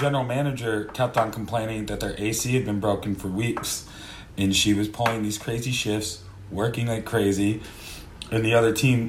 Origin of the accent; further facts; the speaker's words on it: United States; being American